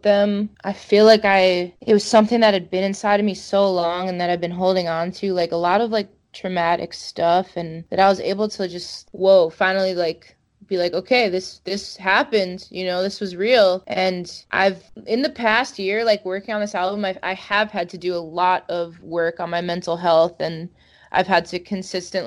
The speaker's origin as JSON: {"language": "English", "area": "Long Island", "region": "New York", "country": "United States", "tie": "born or raised there", "said": "my growing up on Long Island"}